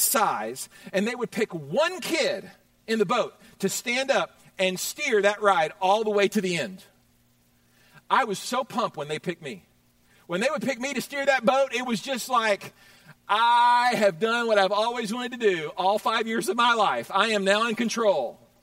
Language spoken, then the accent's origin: English; Houston, Texas, United States; I grew up in Houston, Texas